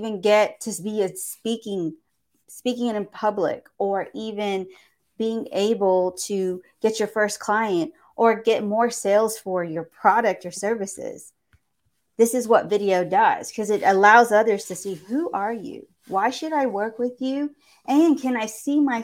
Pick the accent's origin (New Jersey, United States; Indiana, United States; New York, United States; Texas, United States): Texas, United States; Houston; I am from Houston, Texas